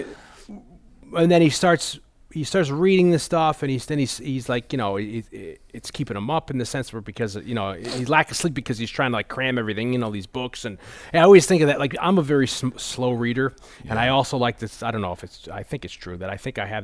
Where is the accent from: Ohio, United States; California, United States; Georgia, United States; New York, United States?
New York, United States; New York City; the 80s, 90s, growing up in the New York City area.